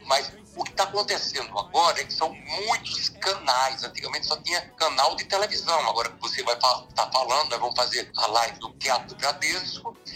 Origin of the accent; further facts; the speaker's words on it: Recife, Pernambuco, Brazil; also born or lived in São Bento do Una, Pernambuco; o menino que cheguei do Recife com oito anos de idade, então no Recife, a minha rua era Carnavalódroma